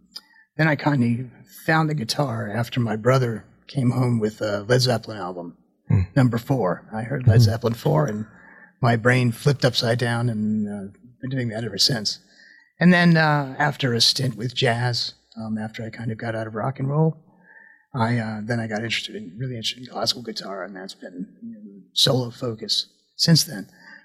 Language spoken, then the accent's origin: English; New Jersey, United States; Sure. I grew up in the Northeast. I'm from New Jersey in a small suburb of New York.